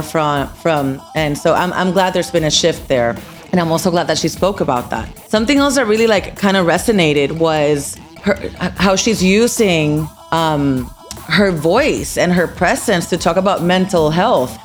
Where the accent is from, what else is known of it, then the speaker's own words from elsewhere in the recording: Puerto Rico; I'm Puerto Rican from Puerto Rico